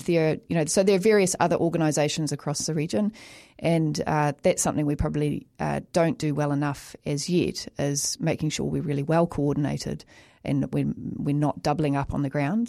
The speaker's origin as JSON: {"language": "English", "country": "New Zealand", "tie": "born or raised there", "said": "as a child growing up in New Zealand, we all had to learn to swim."}